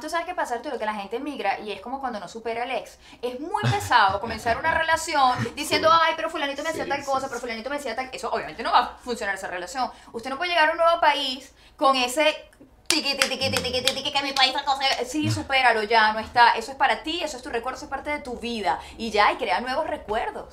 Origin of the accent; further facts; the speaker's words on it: Venezuela; moved away as an adult; como decimos en Venezuela